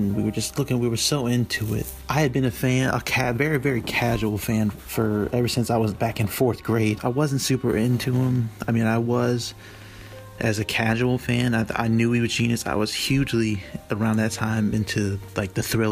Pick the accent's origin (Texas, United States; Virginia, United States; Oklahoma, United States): Virginia, United States; Chesapeake; I'm from Chesapeake, Virginia in the United States